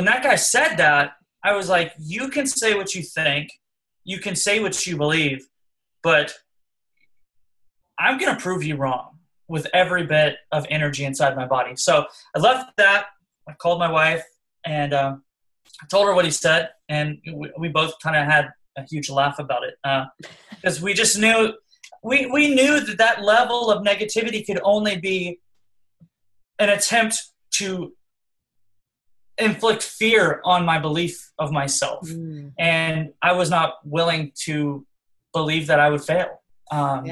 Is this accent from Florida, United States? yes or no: yes; Orlando, Florida, United States; I'm from Orlando